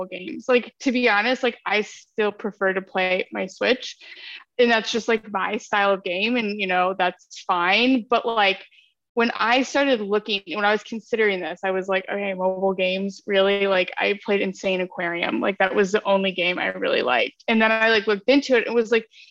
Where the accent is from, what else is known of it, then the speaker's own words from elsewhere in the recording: Ohio, United States; I'm from Ohio